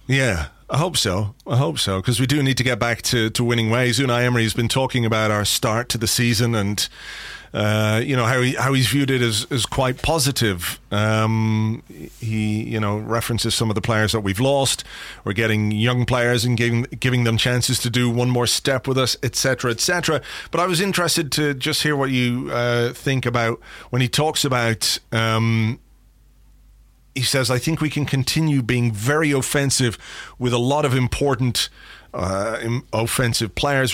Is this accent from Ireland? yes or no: yes; Ireland; I'm an Irishman